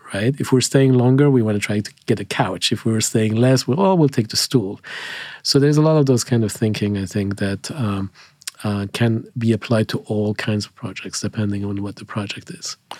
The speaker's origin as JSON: {"language": "English", "country": "Switzerland", "tie": "born or raised there", "moved": "as an adult", "lives_now": "United States", "said": "I grew up in, in Switzerland"}